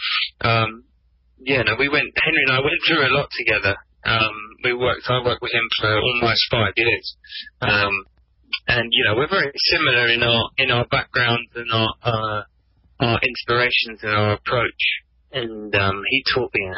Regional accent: England, United Kingdom; I'm English

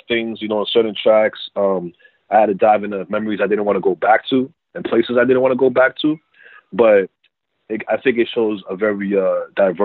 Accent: Worcester, Massachusetts, United States; growing up in Maine, South Worcester.

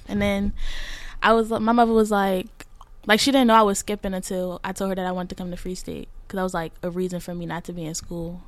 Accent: Washington, District of Columbia, United States; I'm from DC. I'm 17 years old

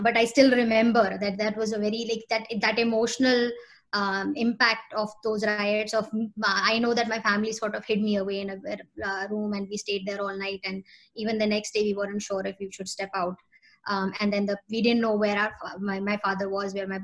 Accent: Lucknow, Uttar Pradesh, India; also born or lived in Noida; I grew up like, you know, most of my life, I grew up in Lucknow.

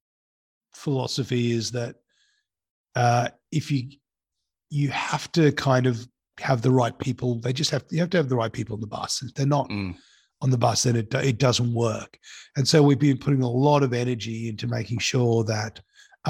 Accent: Sydney, New South Wales, Australia; also born or lived in Cape Town, South Africa; I went to school in Sydney

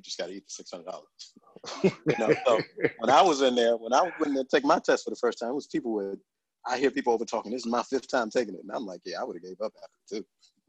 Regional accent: Suitland, Maryland, United States; growing up in Suitman, we had a computer lab

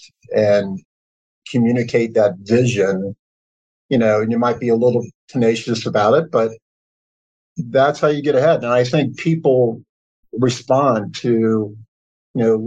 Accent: Kentucky, United States; I grew up in Kentucky, as you said, went to the University of Kentucky

